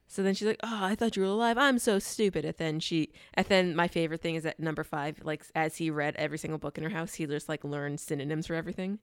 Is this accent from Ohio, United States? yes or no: no; New York, United States; New York